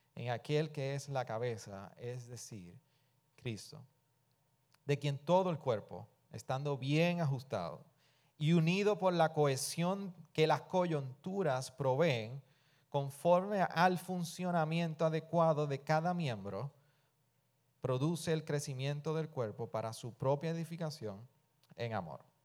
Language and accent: Spanish; Puerto Rico; somos puertorriqueños